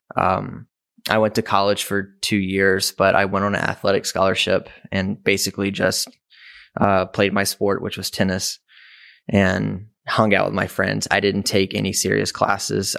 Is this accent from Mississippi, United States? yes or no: yes; Mississippi, United States; moved away as an adult; now in Chicago, United States; I was raised in Mississippi, um, which is about twelve hours south of Chicago.